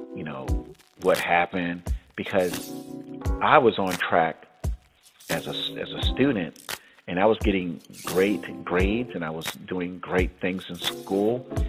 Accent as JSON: {"language": "English", "region": "South Florida", "country": "United States", "tie": "born or raised there", "said": "my friends that I grew up with in South Florida"}